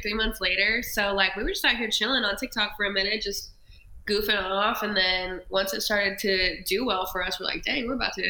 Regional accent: Upland, California, United States; moved away; So I'm from Cali. I grew up in a small town outside of LA, like 30 minutes. It's called Upland.

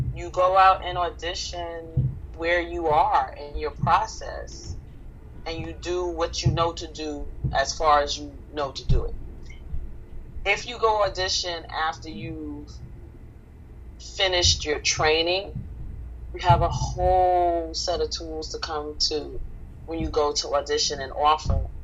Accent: New York City, New York, United States; I grew up in the 1980s in the South Bronx, 163rd Third Avenue

